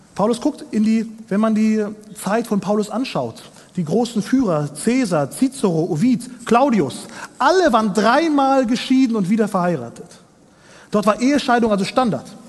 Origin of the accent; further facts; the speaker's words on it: Kazakhstan; moved away; ich komme aus Kasachstan, aus einer kleinen Provinz, ein bisschen weiter östlich von Deutschland.